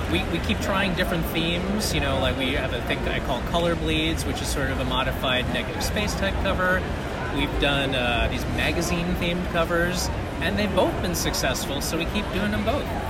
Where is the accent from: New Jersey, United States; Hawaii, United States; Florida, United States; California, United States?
Hawaii, United States; Honolulu; moved away as an adult; also born or lived in US mainland; was born and raised in Honolulu, spent 12 years on the mainland doing video games